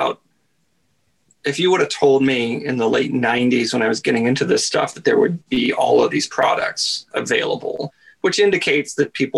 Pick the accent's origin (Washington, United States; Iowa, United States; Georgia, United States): Washington, United States; moved away as an adult; also born or lived in Seattle; now in Vancouver, Canada; I grew up right on the other side of the border. Like my dad went to grade school like a mile from the border, and I grew up right on the other side of the border